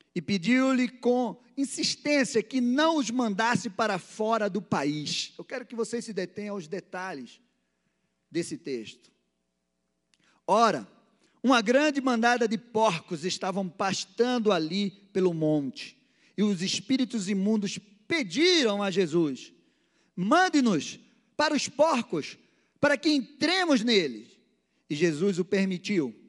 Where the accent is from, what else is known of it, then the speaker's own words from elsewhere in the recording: Recife, Pernambuco, Brazil; moved away as an adult; now in Barbacena, Brazil; lá na minha terra, não era Barbacena, era Recife, eu cresci